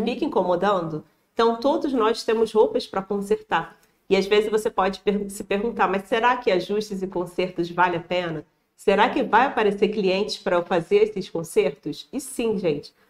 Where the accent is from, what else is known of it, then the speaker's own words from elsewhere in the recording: Rio de Janeiro, Brazil; accent: carioca; moved away as an adult; now in Paraná, Brazil; sou carioca, vocês vão ver aqui esse sotaque aqui